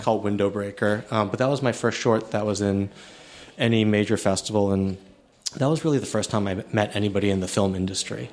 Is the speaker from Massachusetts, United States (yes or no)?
yes; outside of Boston, Massachusetts, United States; also born or lived in Chicago, Illinois; I was born in the U S, I was born in Chicago, and then my family moved to outside of Boston